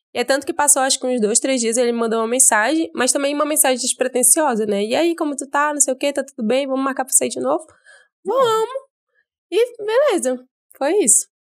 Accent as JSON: {"language": "Portuguese", "town": "Manaus", "region": "Amazonas", "country": "Brazil", "said": "eu sou daqui de Manaus mesmo"}